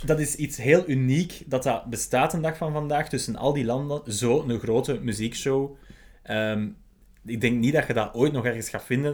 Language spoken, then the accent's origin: Dutch; Belgium; wij als Belgen